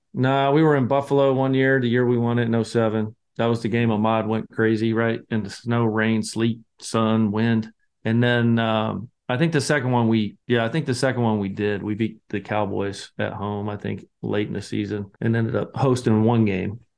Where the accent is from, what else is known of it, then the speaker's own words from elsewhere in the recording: Scotland, United Kingdom; I'm the Scotsman